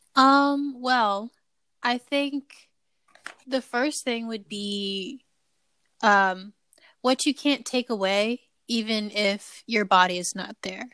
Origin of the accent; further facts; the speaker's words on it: Ohio, United States; being from Ohio